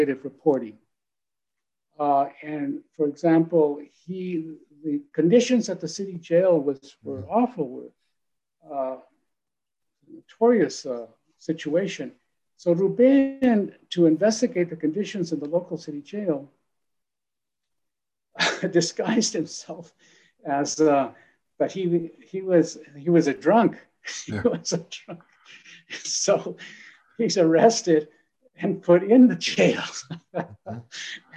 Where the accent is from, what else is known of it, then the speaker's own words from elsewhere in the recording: El Paso, Texas, United States; I was born in El Paso along the border.